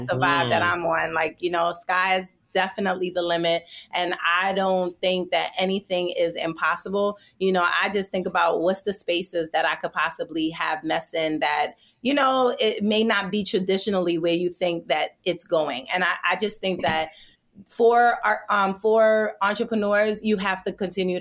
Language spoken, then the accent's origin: English; New York City, New York, United States; also born or lived in Jamaica; I am from Brooklyn. I was born in Jamaica.